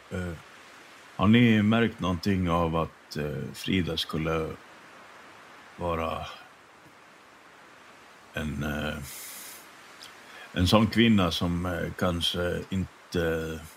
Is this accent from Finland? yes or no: yes; Finland; Jag är ju från Finland så.